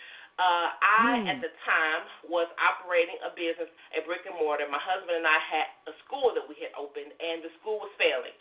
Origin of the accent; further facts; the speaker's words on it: Detroit, Michigan, United States; now in Alabama, United States; I am originally from Detroit, Michigan. I now live in Alabama